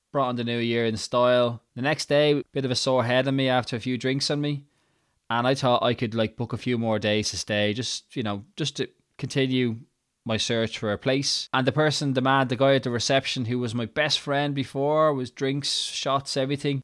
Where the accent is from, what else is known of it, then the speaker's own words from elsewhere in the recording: Ireland; accent: Irish; moved away as an adult; also born or lived in Edinburgh, Scotland; I moved to Edinburgh in Scotland from Ireland